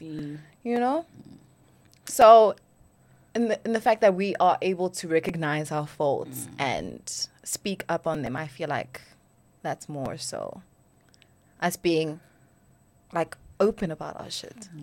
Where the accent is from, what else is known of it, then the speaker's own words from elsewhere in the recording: Johannesburg, Gauteng, South Africa; I am from Joburg